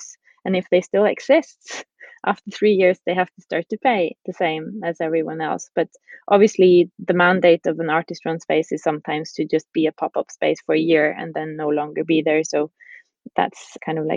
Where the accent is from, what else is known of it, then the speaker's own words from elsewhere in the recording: Bodø, Nordland, Norway; also born or lived in Iceland; we moved to Norway and to a small city called Bodø, which is up north in Norway